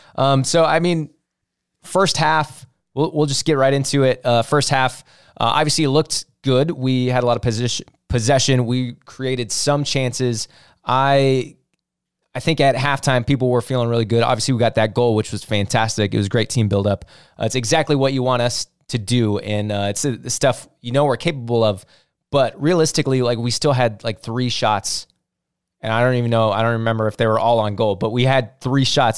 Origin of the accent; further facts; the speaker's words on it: St. Louis, Missouri, United States; we're all from Saint Louis